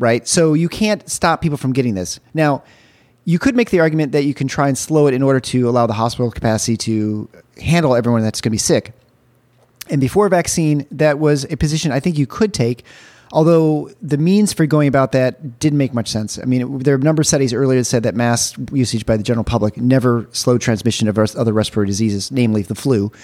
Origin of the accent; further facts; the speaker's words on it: Michigan, United States; I'm from Michigan